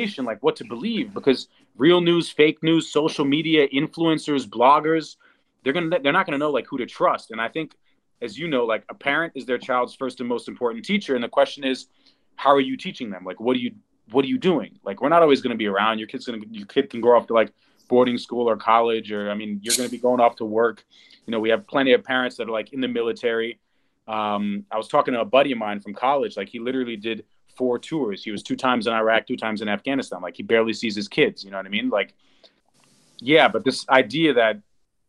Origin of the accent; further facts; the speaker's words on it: New York, United States; growing up in New York